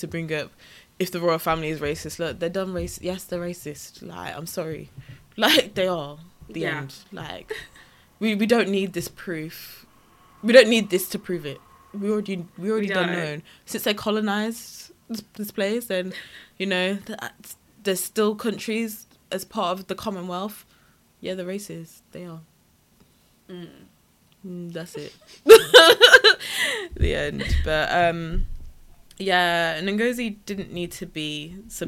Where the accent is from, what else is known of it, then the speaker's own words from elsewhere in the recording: Wolverhampton, West Midlands, United Kingdom; I was from Wolverhampton